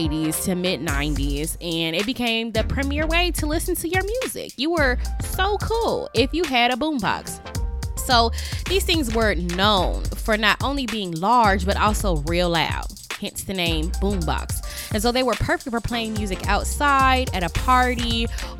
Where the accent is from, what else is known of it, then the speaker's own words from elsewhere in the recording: Las Vegas, Nevada, United States; I'm from Las Vegas, Nevada